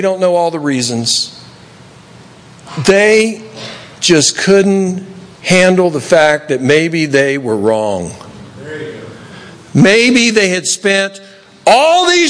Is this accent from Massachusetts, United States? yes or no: no; Tennessee, United States; now in Los Angeles, United States; When I grew up in Tennessee